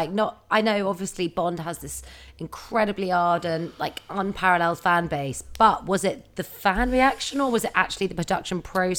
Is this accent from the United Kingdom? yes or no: yes; United Kingdom; I think as a Brit, there is no higher honor.